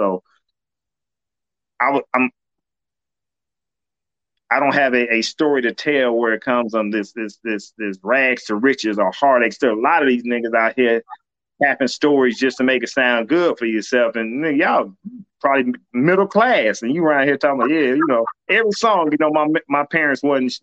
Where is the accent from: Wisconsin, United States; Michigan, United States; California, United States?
California, United States; Compton; I grew up in Compton